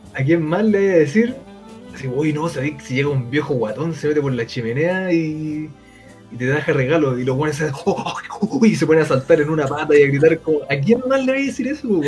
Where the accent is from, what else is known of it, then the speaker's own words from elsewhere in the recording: Chile; muy como chilena